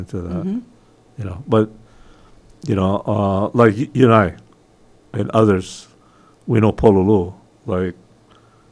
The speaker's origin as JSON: {"language": "English", "country": "United States", "said": "I'm American"}